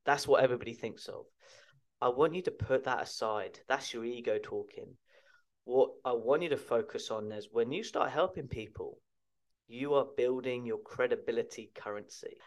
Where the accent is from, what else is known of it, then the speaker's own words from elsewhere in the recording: Chertsey, South East England, United Kingdom; my local gym where I was brought up in Chertsey Addlestone in Surrey in the United Kingdom